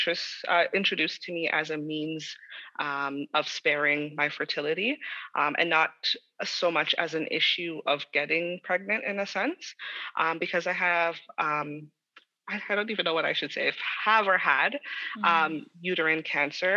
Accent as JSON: {"language": "English", "town": "Toronto", "region": "Ontario", "country": "Canada", "tie": "born or raised there", "said": "I was born and raised in Toronto and grew up in the heart of Toronto, in the GTA."}